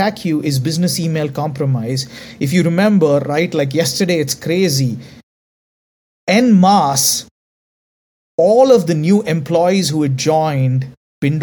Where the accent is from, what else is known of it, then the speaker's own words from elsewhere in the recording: India; accent: Indian; because I'm Indian